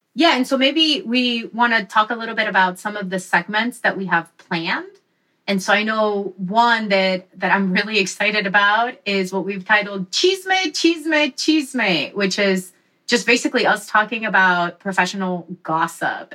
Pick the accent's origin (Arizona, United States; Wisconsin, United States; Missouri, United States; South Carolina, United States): Wisconsin, United States; also born or lived in Mexico; I'm originally from Mexico. Grew up in Wisconsin